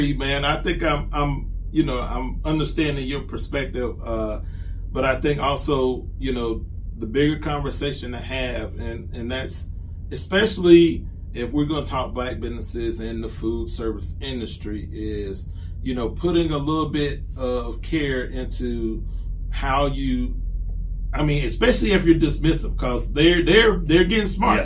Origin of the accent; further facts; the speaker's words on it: Columbia, South Carolina, United States; my hometown of Columbia, South Carolina